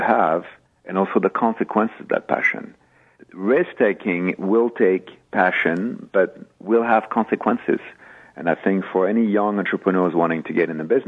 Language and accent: English; France; moved away as an adult; now in United States; I'm French, but I am an American at heart, having been in this country for over 30 years